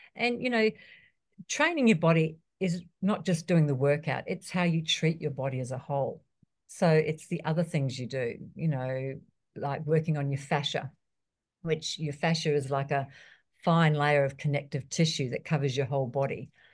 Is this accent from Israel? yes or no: no; New Zealand; moved away; also born or lived in Australia; I was born in New Zealand, I lived in Australia for years